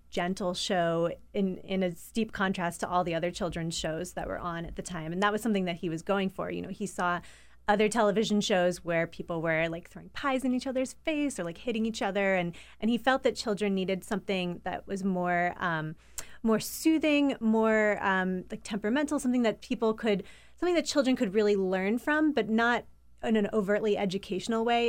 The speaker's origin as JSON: {"language": "English", "town": "Pittsburgh", "region": "Pennsylvania", "country": "United States", "tie": "born or raised there", "moved": "yes", "said": "I grew up in Pittsburgh, Pennsylvania"}